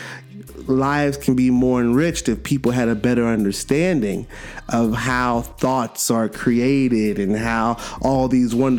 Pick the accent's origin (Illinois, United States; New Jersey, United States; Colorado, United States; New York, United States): New York, United States; New York City; my hometown, Brooklyn, BK